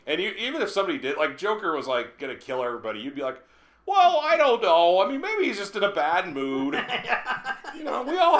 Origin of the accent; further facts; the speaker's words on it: Midwest, United States; Well, we're Midwesterners. Yeah. I mean, we're not far from Kansas.